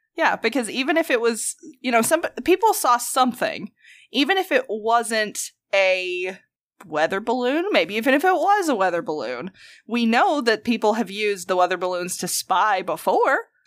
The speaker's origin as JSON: {"language": "English", "region": "the South", "country": "United States", "accent": "thick southern", "said": "my accent is so fucking thick"}